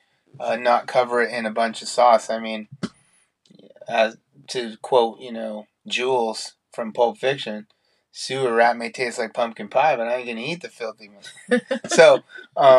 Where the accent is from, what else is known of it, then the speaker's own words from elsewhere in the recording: Central Coast of California, United States; we are from the Central Coast of California